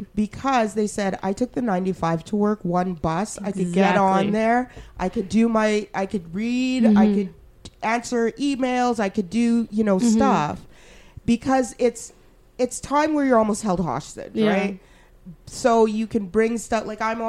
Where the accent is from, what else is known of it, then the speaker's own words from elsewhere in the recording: Alberta, Canada; I'm so glad I grew up in Alberta